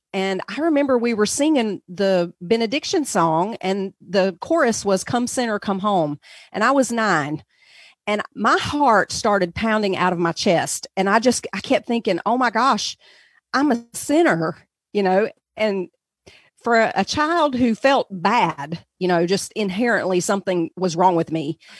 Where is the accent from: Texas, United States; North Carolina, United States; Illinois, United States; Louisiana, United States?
North Carolina, United States; I'm sure everyone can tell already that I'm from the South in the United States. So in the southern part of the country, we lived in North Carolina mostly.